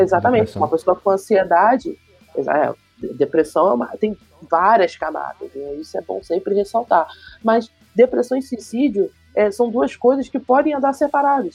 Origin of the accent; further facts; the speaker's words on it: Rio de Janeiro, Brazil; eu sou do Rio de Janeiro, moro no bairro de Campo Grande, sou Zona Oeste